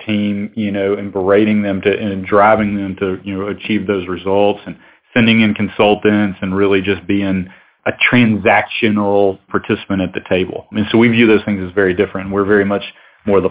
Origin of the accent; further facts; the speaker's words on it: Alabama, United States; I'm originally from Alabama, went to school in Tuscaloosa at the university, and started my career in Birmingham